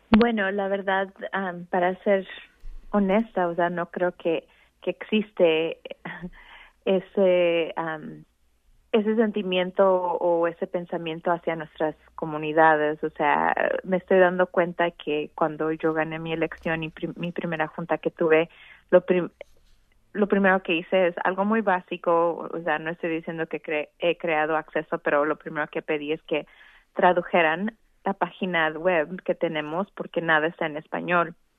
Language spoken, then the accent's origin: Spanish; Veracruz, Mexico; also born or lived in Mexico City / Sonora; now in Arizona, United States; yo soy inmigrante, fui indocumentada, mi madre es de, de Sonora, yo nací en Veracruz, pero tuve la oportunidad de vivir en la Ciudad de México